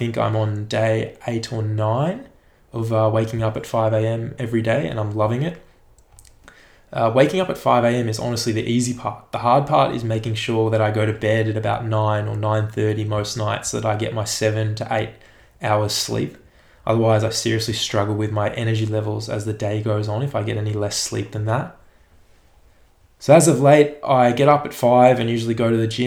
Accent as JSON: {"language": "English", "country": "Australia", "also_born_or_lived": "Melbourne", "lives_now": "Sorrento, Australia"}